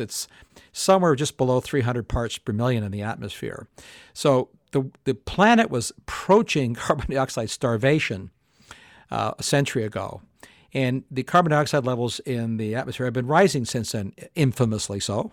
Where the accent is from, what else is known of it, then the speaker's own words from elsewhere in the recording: Canada; I grew up in Canada